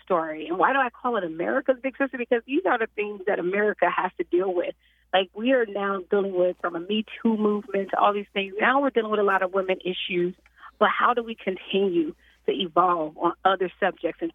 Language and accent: English; Chicago, Illinois, United States; born and raised in Chicago.